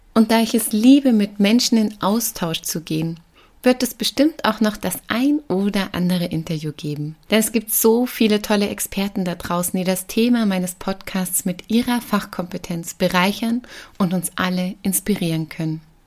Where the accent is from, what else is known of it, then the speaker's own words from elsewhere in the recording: Black Forest, Baden-Württemberg, Germany; moved away as an adult; now in Rosenheim, Germany; Ursprünglich komme ich aus dem Schwarzwald und bin gebürtige Partnerin. Der Kenner hört das vielleicht ab und an noch raus, selbst wenn ich seit bald 20 Jahren in Bayern lebe.